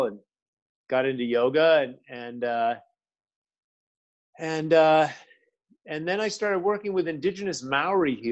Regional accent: United States; also born or lived in Milan; I'm an American. That's kind of the way I grew up

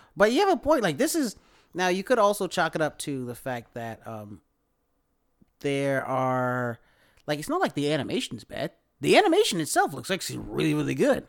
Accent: the South, United States; we might be from the country, but, like, we're from the South

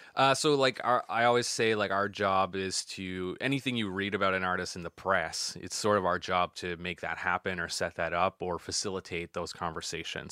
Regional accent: Yarmouth, Nova Scotia, Canada; grew up just outside of Yarmouth on a place called Surett's Island

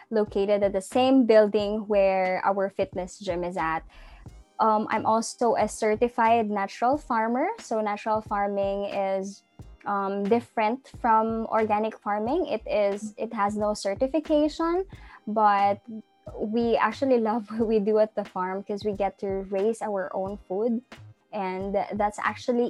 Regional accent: General Santos, Soccsksargen, Philippines; I'm born and raised in Gensan. It's a small city in the south of the Philippines.

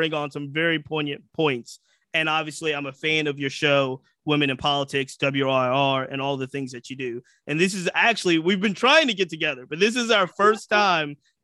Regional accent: the South, United States; I was raised in the South.

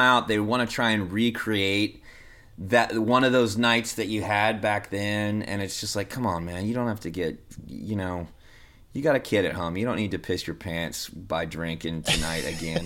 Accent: Denton, Texas, United States; I grew up in Denton, Texas

